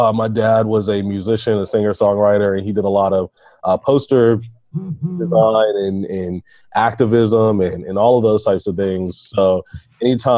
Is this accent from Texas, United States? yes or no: no; Baltimore, Maryland, United States; I'm from Baltimore, and I went to the school is Mount Royal Elementary Middle School, and I was in second or third